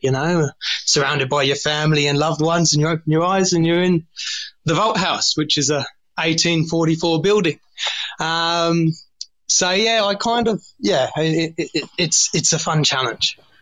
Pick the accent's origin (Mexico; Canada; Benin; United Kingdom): United Kingdom; England; moved away as an adult; now in Australia; I was born born in England, um, started washing up when I was thirteen, and and now I'm I'm I'm obviously stuck in Australia